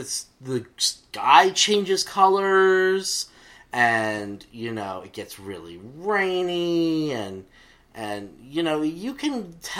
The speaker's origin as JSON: {"language": "English", "region": "Central Texas", "country": "United States", "said": "Fear of the Walking Dead is now set where I'm from, which is Central Texas."}